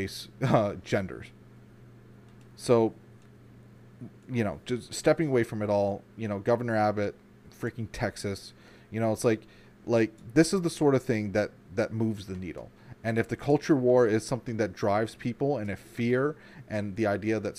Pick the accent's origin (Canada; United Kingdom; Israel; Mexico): Canada; as a Canadian